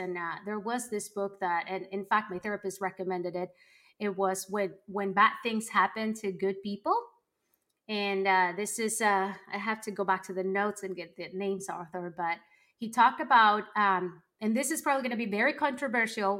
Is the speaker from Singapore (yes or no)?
no; Colombia; moved away; growing up in Colombia